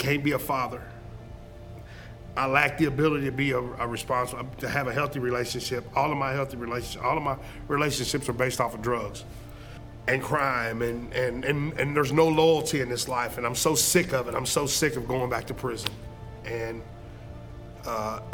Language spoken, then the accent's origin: English; Springfield, Missouri, United States; I grew up in North Springfield